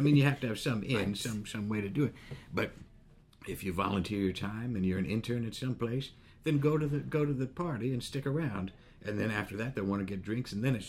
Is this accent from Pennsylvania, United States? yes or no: yes; Pennsylvania, United States; I grew up in Pennsylvania.